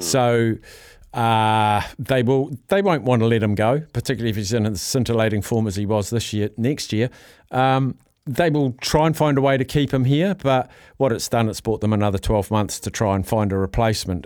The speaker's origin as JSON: {"language": "English", "country": "New Zealand", "said": "I'm a New Zealander"}